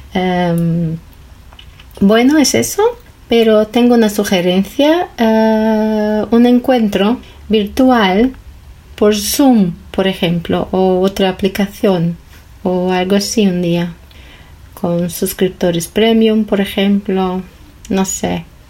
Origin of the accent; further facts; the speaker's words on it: Brazil; Spanish is a second language; soy de Brasil